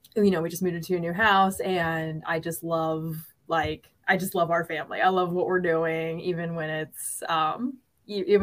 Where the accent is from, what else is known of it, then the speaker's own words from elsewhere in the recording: Norfolk, Virginia, United States; I'm from Norfolk. So I live in Norfolk